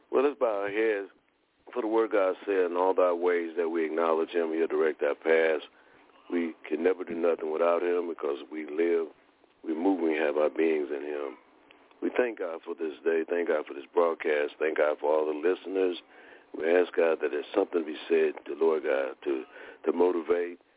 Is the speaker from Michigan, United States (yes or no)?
yes; Detroit, Michigan, United States; now in College Park, United States; I'm originally from Detroit moved to College Park, Georgia